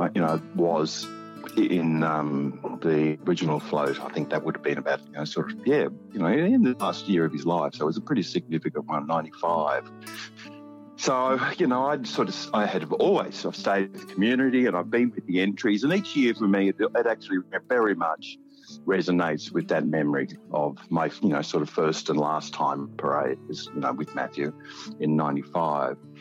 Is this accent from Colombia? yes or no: no; Albury, New South Wales, Australia; moved away as an adult; also born or lived in Wagga Wagga / Sydney; I come from Albury. I was uh, raised up in, in Albury